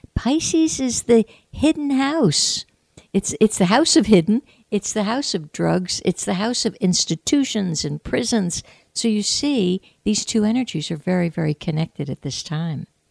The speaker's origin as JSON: {"language": "English", "country": "United States", "tie": "born or raised there", "said": "I was born in the United States of America. I was educated in the United States of America"}